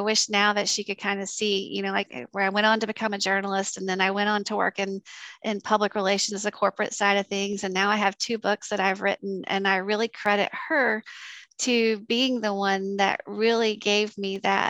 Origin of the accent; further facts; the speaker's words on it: South Alabama, United States; moved away as an adult; now in Georgia, United States; I came from South Alabama